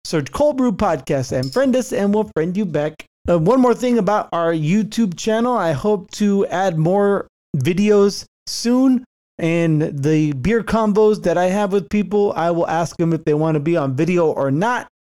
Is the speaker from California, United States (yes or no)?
yes; Santa Clara, California, United States; moved away; growing up in the Bay Area.